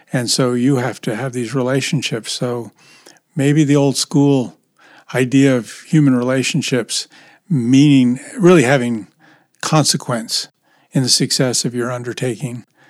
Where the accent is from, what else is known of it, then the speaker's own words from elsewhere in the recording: United States; I'm an American